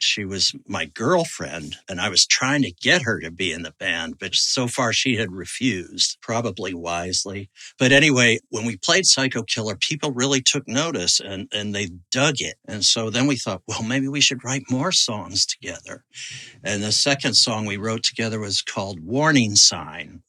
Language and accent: English; Kentucky, United States; moved away; also born or lived in Pittsburgh, Pennsylvania / Providence, Rhode Island / New York City; I grew up in Kentucky